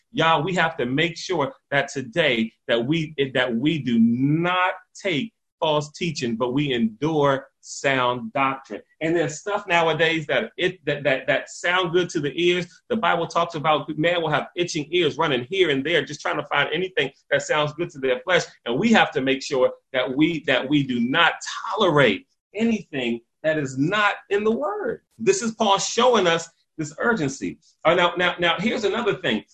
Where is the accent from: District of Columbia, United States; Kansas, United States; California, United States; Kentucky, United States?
District of Columbia, United States; Washington; I grew up in Northeast DC